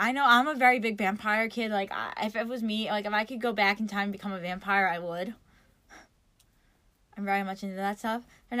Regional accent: New York, United States; I'm from New York

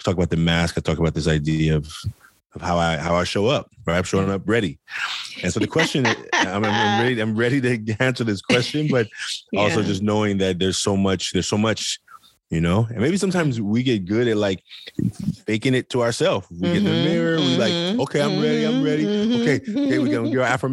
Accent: Oakland, California, United States; I grew up in Oakland, California, poor boy

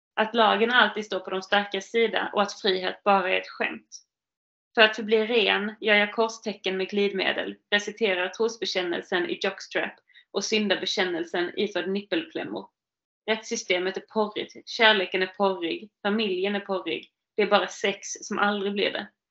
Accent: Lund, Skåne, Sweden; Norra Fäladen, i min stadsdel. Det är där jag kommer ifrån

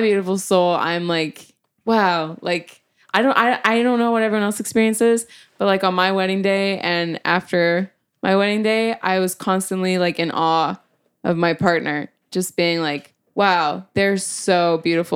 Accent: Calgary, Alberta, Canada; also born or lived in Edmonton; I grew up in Calgary

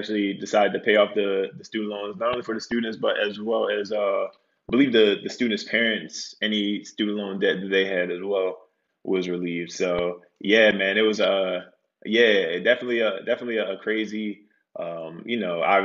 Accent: Baltimore, Maryland, United States; moved away; also born or lived in Atlanta; originally from Baltimore, Maryland.

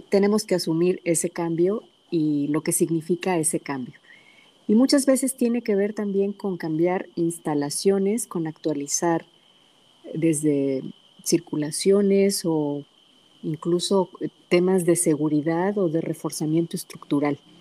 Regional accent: Pachuca, Hidalgo, Mexico; also born or lived in Guadalajara, Jalisco; now in San Antonio, United States; nací en Pachuca, pero alguna parte de mi familia radica en el Valle del Mezquital

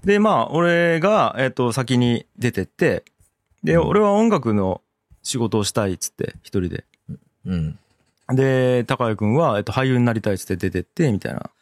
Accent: Tagawa, Fukuoka, Japan; 今地元、田川、あの、福岡県の田川市っていうところ、まあ、僕ら二人とも出身なんですけど

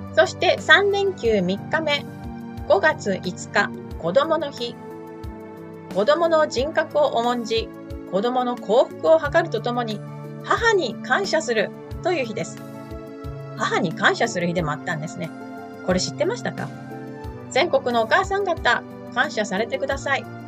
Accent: Kanto, Japan; now in Melbourne, Australia; 関東の出身

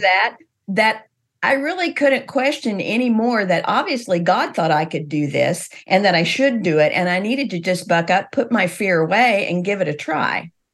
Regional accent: Missouri, United States; I grew up in Missouri.

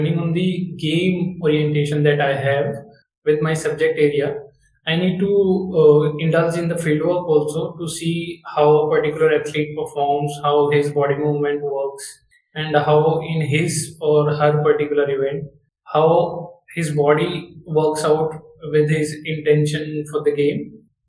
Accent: Baghpat district, Uttar Pradesh, India; now in Gandhinagar, India; I am basically born and brought up in Bagpat district, Uttar Pradesh. But my life is currently based out of Gandhinagar, Gujarat

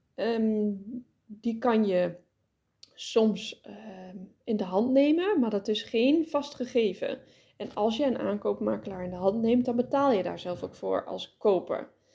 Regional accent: Netherlands; ons als Nederlanders

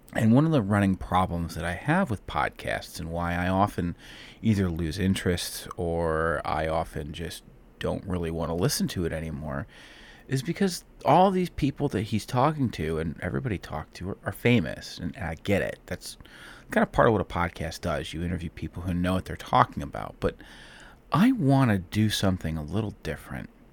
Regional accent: Cleveland, Ohio, United States; I'm from Cleveland, Ohio

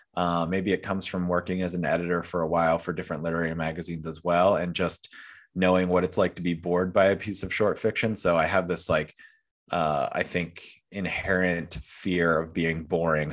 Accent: York County, southern Pennsylvania, United States; I grew up in York County, so not quite Gettysburg

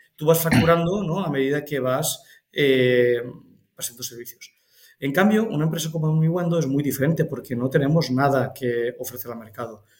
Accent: Cocentaina, Valencian Community, Spain; mi pueblo, o sea, es un pueblo Alicante, Cocentaina

